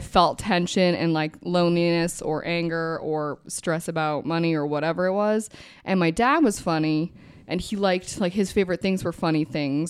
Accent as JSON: {"language": "English", "region": "Minnesota", "country": "United States", "tie": "born or raised there", "also_born_or_lived": "New Jersey", "said": "we moved from New Jersey when I was really young, and they were very, like, alone when we got to Minnesota"}